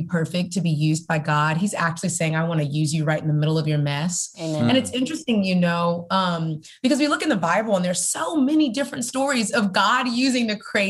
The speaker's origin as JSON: {"language": "English", "town": "Houston", "region": "Texas", "country": "United States", "tie": "born or raised there", "also_born_or_lived": "Georgia", "moved": "yes", "lives_now": "Atlanta, United States", "said": "I grew up in Houston, Texas."}